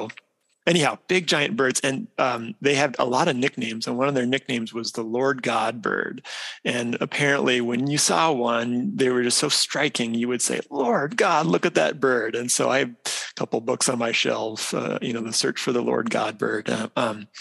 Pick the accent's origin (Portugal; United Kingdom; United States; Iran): United States; Idaho; moved away as an adult; also born or lived in South Dakota; now in Minnesota, United States; So I grew up in the Western U.S. I'm from Idaho originally